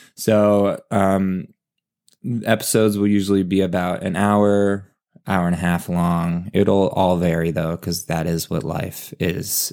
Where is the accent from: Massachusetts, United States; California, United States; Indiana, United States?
California, United States; Valencia; I am from Valencia, California, and, uh, as Eric explained, it's Santa Clarita, and it's also Los Angeles. So, a suburb kid and played a lot of sports growing up